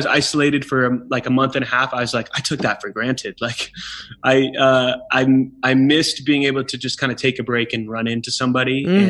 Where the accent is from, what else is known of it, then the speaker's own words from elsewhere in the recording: California, United States; from California, which I love the East Coast, but it was a shock.